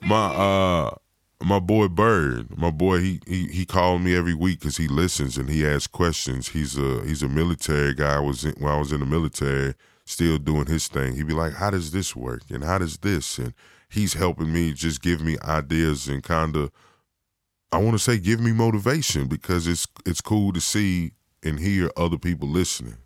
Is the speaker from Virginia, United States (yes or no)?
yes; Virginia, United States; moved away; originally, I'm from Virginia